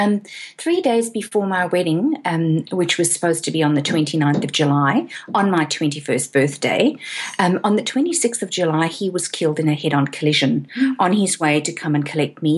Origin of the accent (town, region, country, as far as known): South Africa; moved away as an adult; now in Australia